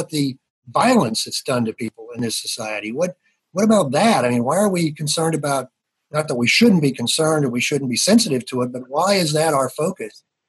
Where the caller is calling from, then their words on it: Pittsburgh, Pennsylvania, United States; I'm calling from Pittsburgh. I've lived here since I came here for school in 1969.